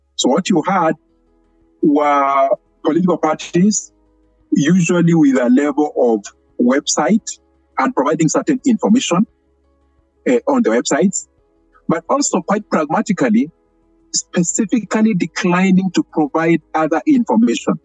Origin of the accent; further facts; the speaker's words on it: Kenya; we had been lobbying as Kenyan civil society for many years